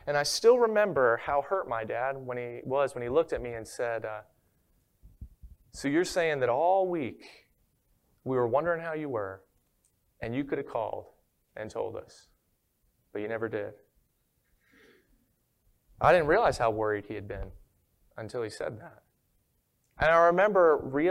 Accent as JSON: {"language": "English", "region": "Maryland", "country": "United States", "moved": "yes", "lives_now": "Florida, United States", "said": "I'm originally from Maryland"}